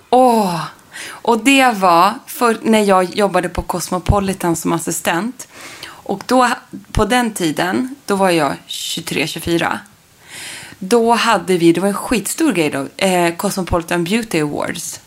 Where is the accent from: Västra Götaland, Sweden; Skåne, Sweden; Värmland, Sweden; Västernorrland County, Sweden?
Västernorrland County, Sweden; Sundsvall; i mitt barnrum, eller flickrum om man mm. kallar det så, hemma i Sundsvall